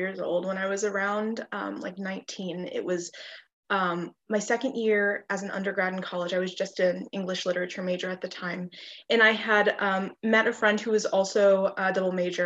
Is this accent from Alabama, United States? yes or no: no; Hilmar, California, United States; moved away as an adult; also born or lived in Stanislaus, California; now in Bloomington, United States; I'm from Hillmar, California, and I just moved to Bloomington August of this year.